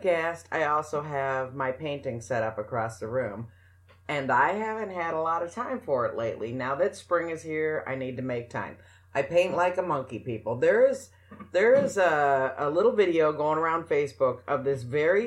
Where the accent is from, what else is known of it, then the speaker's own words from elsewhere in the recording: New Mexico, United States; I grew up in New Mexico